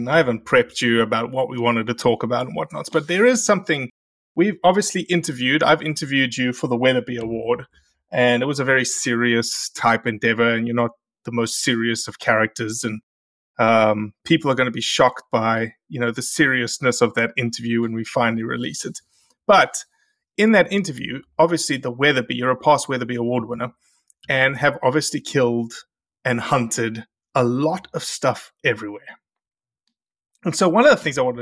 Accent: Australia; moved away as an adult; now in United States; I had to fly back to Australia to see the family

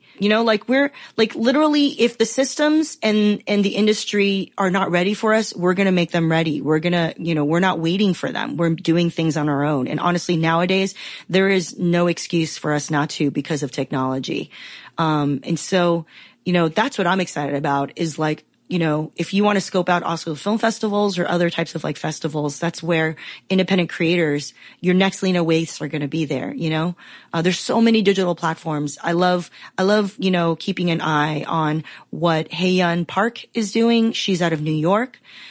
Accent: Taiwan; I'm from Taiwan, you know, Chinese

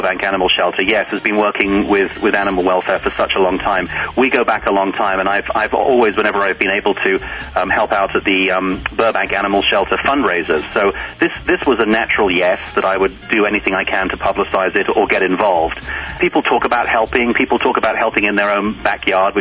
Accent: England, United Kingdom; accent: English; moved away as an adult; now in United States

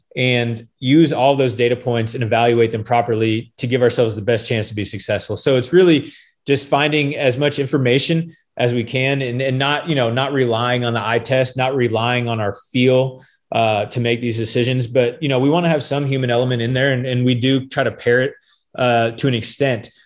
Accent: Phoenix, Arizona, United States; now in Gainesville, United States; I was born and raised in Phoenix, Arizona

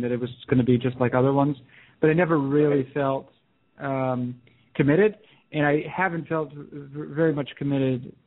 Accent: New Hampshire, United States; I grew up in New Hampshire

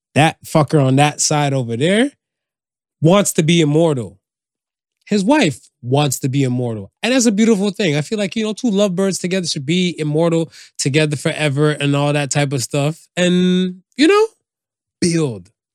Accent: United States; I grew up in America

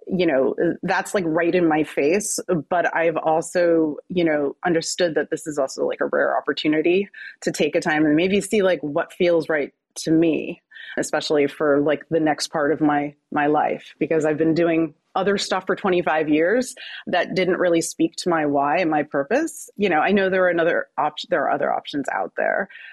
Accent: New Jersey, United States; I'm from New Jersey

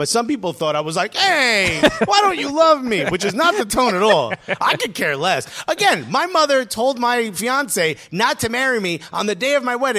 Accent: New Jersey, United States; another New Jerseyan

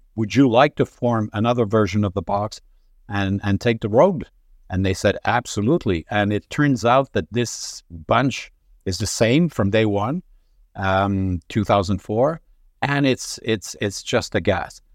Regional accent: Montreal, Quebec, Canada; I was born in Montreal. Uh, upbringing, pretty normal, I guess, uh, except for the fact that my dad had the good idea to send us in a French lycée in Montreal

